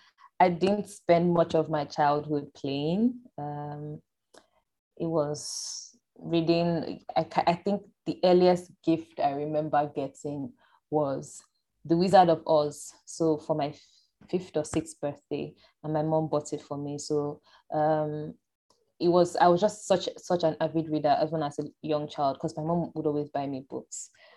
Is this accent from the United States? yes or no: no; Nigeria; And my dad used to work with the university here in the southern part of Nigeria. So I was born on campus